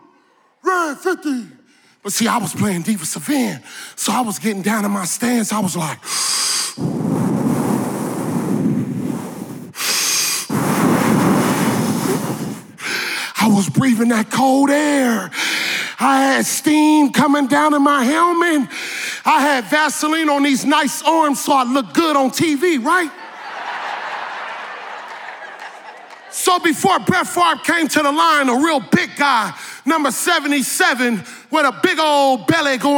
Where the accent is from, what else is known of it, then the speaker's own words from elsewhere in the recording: Northern California, United States; I grew up in Northern California in a small city